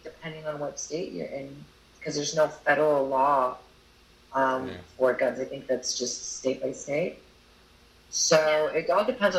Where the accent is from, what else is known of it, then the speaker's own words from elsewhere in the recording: New York City, New York, United States; growing up in Brooklyn in the 90s. It was rough. It was not nice.